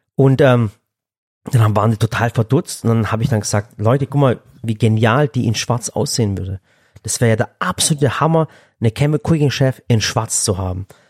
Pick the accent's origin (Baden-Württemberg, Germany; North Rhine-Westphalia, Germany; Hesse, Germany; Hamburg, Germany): Baden-Württemberg, Germany; Stuttgart; ich bin selber aus Stuttgart